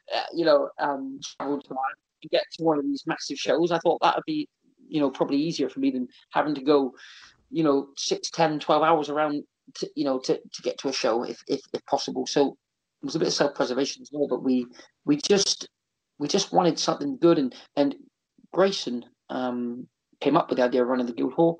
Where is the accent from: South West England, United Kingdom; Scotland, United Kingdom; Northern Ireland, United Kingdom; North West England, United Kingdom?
South West England, United Kingdom; now in Exeter, United Kingdom; I'm from the South through and through. You know, if there was like a turf war, I'm a Southern man